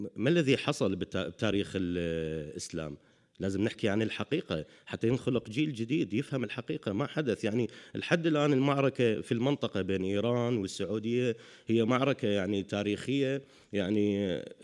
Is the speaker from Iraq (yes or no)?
yes; Iraq; moved away as an adult; now in Europe; أنا يعني عراقي عشت في العراق طول حياتي